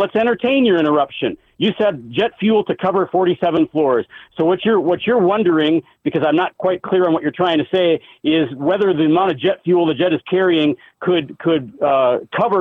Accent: Minnesota, United States; I grew up in Minnesota

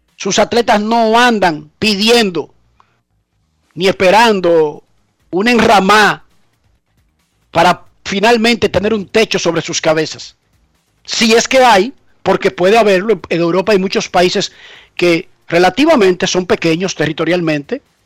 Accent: Dominican Republic

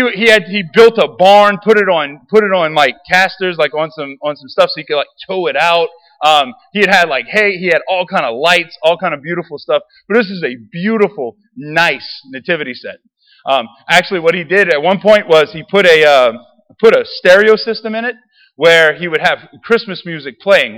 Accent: Raceland, Louisiana, United States; I grew up in Raceland

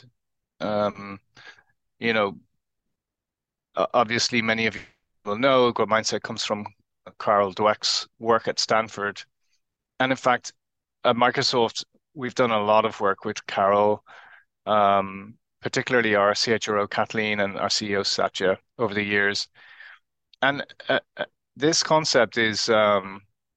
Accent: Ireland; now in Cambridge, United Kingdom; I'm originally from Ireland, now based in the UK, and I'm talking to you today from Cambridge.

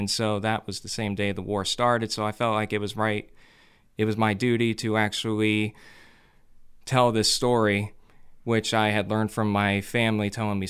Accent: Brockway, Pennsylvania, United States; born there; Well, I was born in Brockway, Pennsylvania. I am 24 years old

